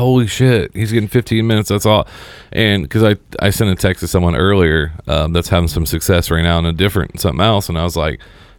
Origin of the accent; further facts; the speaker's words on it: Seymour, Indiana, United States; me and Griff are from the same hometown. Oh, really? We're both from Seymour.